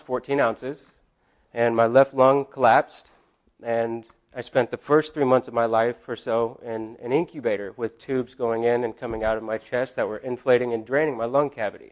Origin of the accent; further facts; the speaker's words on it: Blue Lake, California, United States; also born or lived in Eureka, California; I was born in Eureka, California. I grew up in Blue Lake, went to Arcata High